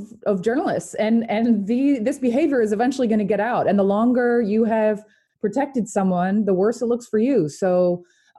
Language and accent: English; Louisiana, United States; I'm from Louisiana